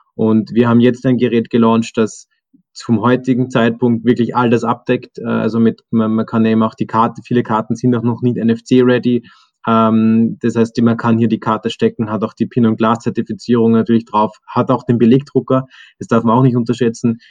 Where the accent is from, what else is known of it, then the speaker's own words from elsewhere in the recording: Zell am See, Salzburg, Austria; moved away as an adult; now in Vienna, Austria; ich bin ursprünglich aus dem Salzburger Land, bin in Zell am See aufgewachsen, dann zum Studieren nach Wien gekommen